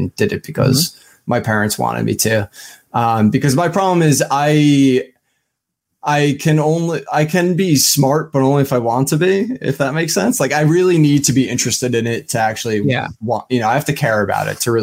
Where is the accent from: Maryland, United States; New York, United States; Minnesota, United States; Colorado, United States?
New York, United States; Smithtown; born or raised there; also born or lived in Nassau County, Long Island, New York